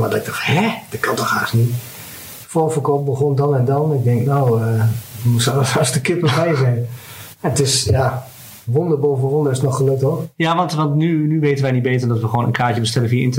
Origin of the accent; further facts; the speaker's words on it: Overijssel, Netherlands; En op een gegeven moment kom je erachter, goh, ik kom zelf uit Twente. En … komt hier gewoon ja. om de hoek eh, bij wijze van spreken spelen.